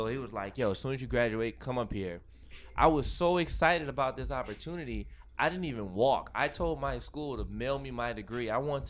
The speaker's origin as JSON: {"language": "English", "town": "Baton Rouge", "region": "Louisiana", "country": "United States", "tie": "born or raised there", "moved": "as an adult", "said": "I'm from Baton Rouge, Louisiana. I grew up in the country."}